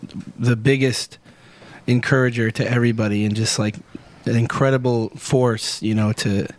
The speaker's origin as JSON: {"language": "English", "town": "Sumner", "region": "Washington", "country": "United States", "said": "I'm from Sumner."}